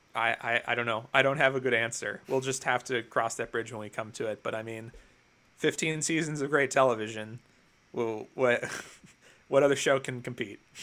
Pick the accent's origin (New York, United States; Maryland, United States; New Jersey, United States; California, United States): New Jersey, United States; I'm from New Jersey